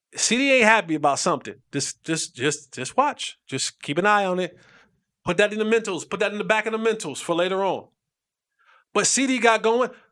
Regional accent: New Jersey, United States; I am from Jersey. Through and through, it's in my blood

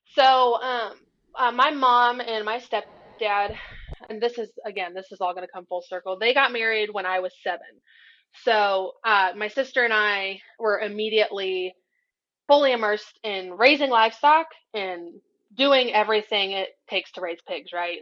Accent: Bucyrus, Ohio, United States; I was born in Bucyrus I lived in Bucyrus. I went to school in Bucyrus. That's my hometown.

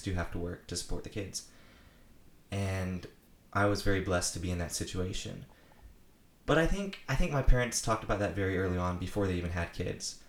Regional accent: Apex, North Carolina, United States; I'm from Apex, North Carolina

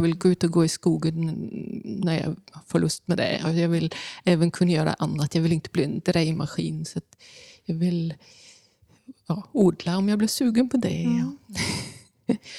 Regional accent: Bornholm, Capital Region of Denmark, Denmark; moved away; hemma på Bornholm där jag växte upp

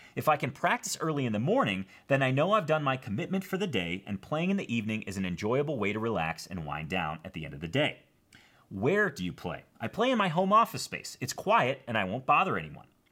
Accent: Schaumburg, Illinois, United States; now in Bozeman, United States; I'm originally from Schaumburg, Illinois, which is a northwest suburb of Chicago.

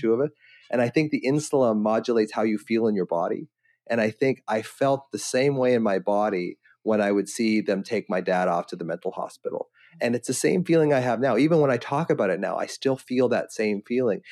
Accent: Victoria, British Columbia, Canada; I'm, I'm Victoria, British Columbia

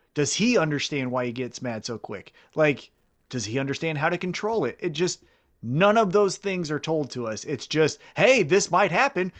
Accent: Kansas City, United States; I'm from Kansas City

